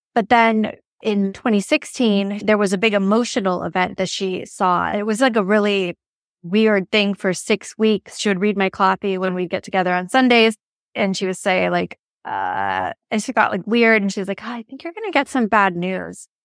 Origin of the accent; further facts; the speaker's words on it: Los Angeles, California, United States; I'm from Los Angeles